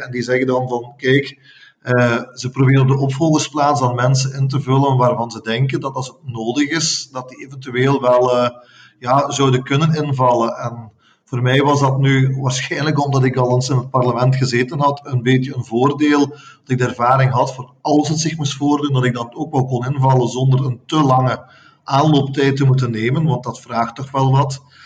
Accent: Herk-de-Stad, Flanders, Belgium; Ik voel me Herkenaar, ik voel me Limburger, ik voel me Vlaming, ik voel me Belg en ik voel me zelfs Europeaan.

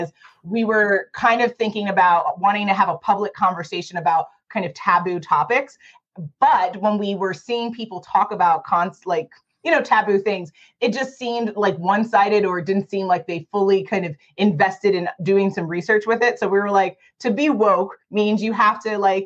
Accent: New York City, New York, United States; moved away as an adult; now in Arizona, United States; We're from New York originally. I'm born and raised in Manhattan.

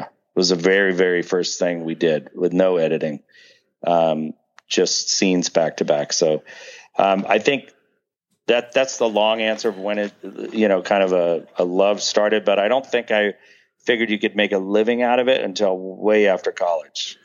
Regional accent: Pasadena, California, United States; also born or lived in Hollywood, California / Memphis, Tennessee; I was born in Hollywood, but raised in Pasadena.

